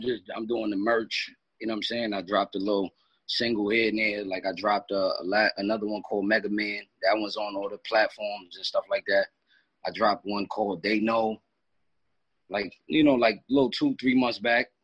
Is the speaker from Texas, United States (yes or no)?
no; Katona, New York, United States; I'm from Katona, like it's not too far.